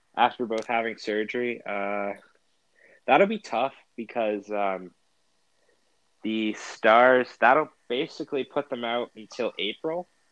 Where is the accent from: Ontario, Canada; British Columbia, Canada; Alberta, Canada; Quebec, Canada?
Ontario, Canada; we're from Canada